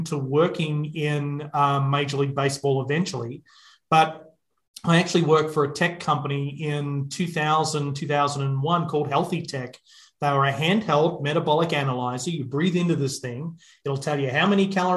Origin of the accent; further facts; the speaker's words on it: Melbourne, Victoria, Australia; accent: Australian; you're picking up the accent, it's Australian, and born and raised in Melbourne, Australia